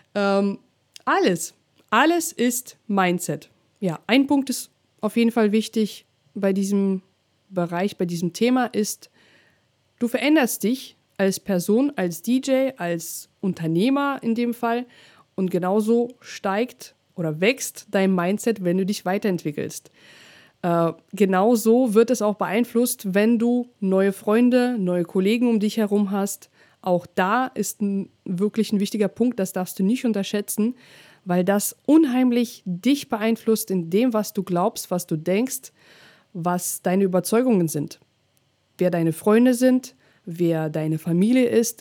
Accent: Russia; German is a second language; now in Germany; bin ich noch in Russland aufgewachsen, dann habe ich noch meinen Akzent ähm, damals ja noch ein bisschen stärker gehabt

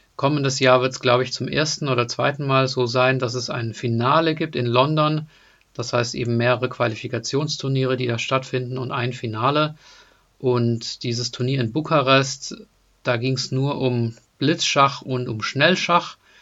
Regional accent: near Deizisau, Baden-Württemberg, Germany; moved away; also born or lived in Hesse; in der Nähe von Deizstar bin ich aufgewachsen

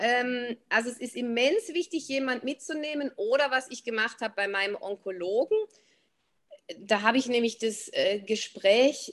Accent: Swabia, Germany; also born or lived in Black Forest, near Freiburg; now in Black Forest near Freiburg, Germany; ich bin von Haus aus Schwäbin, wohne aber jetzt im Schwarzwald.

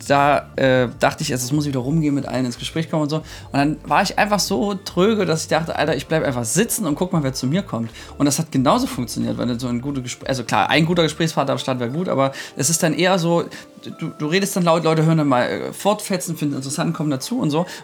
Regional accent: Germany; ich bin, ähm, ich bin Deutscher, ich oute mich jetzt an der Stelle mal.

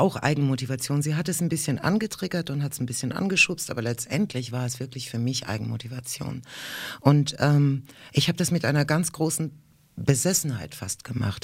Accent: Rhineland-Palatinate, Germany; German is a second language; In der Pfalz, da wo ich herkomme

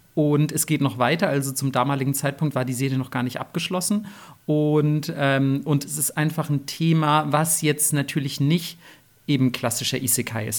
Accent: Germany; als nicht nur Deutsche, sondern als Leute aus dem Westen

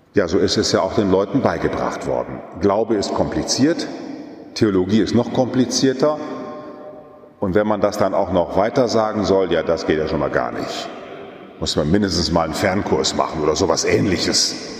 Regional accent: Münsterland, North Rhine-Westphalia, Germany; weil ich noch in einer katholischen Kirche groß geworden bin, so gerade noch damals bei uns im Münsterland

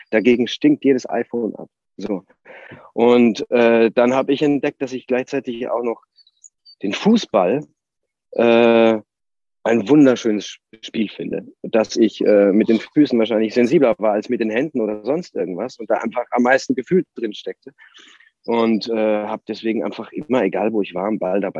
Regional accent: Bavaria, Germany; Und ich bin nun mal in Nordbayern aufgewachsen und das ist der große Verein, der da in der Umgebung, auch in der weiteren Umgebung einfach äh, immer für Furore gesorgt hat.

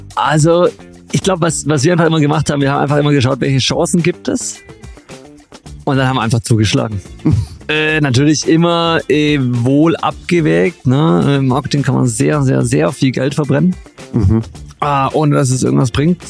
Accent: Stuttgart, Baden-Württemberg, Germany; als Stuttgarter

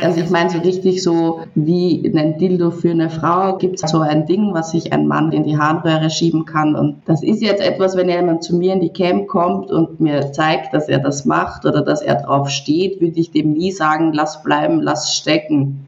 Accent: Vienna, Austria; also born or lived in Nuremberg, Germany; now in Cyprus; 24, komme ursprünglich aus Wien, war dann eine Zeit lang in Nürnberg und jetzt habe ich mich dazu entschlossen, ein bisschen meine Zeit in Zypern zu genießen.

